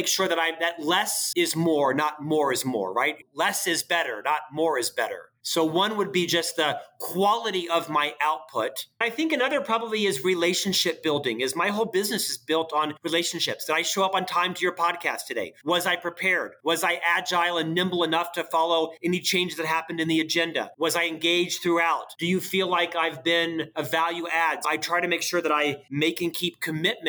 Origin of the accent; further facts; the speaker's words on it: Florida, United States; now in Utah, United States; I'm from the South. I live in Utah, but I'm from Florida